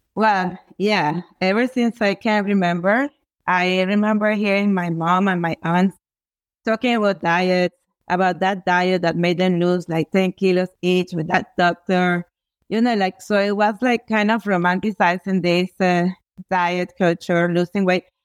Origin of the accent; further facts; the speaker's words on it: Venezuela; I come from Venezuela